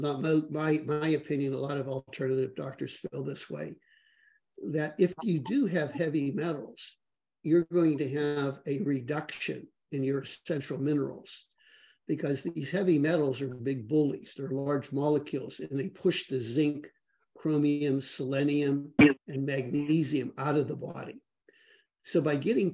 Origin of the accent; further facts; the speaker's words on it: Pittsburgh, Pennsylvania, United States; I grew up in Pittsburgh, Pennsylvania